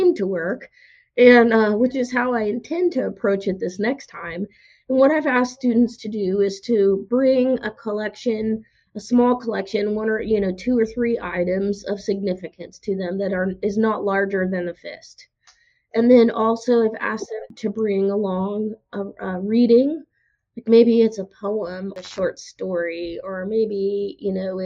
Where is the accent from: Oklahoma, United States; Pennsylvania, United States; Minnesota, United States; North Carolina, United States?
Oklahoma, United States; moved away as an adult; now in Tennessee, United States; I'm from Oklahoma. If you've ever been to Oklahoma, you know it's flat